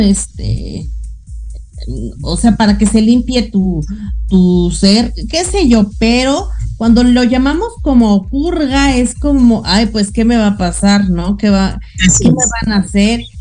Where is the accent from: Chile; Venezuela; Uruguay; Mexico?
Mexico